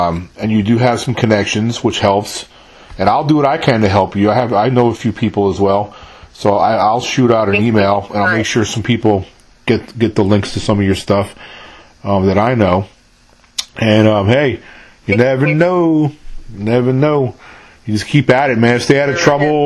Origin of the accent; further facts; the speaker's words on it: New York, United States; moved away as an adult; now in Mississippi, United States; I was born and raised in New York, but I don't live there now.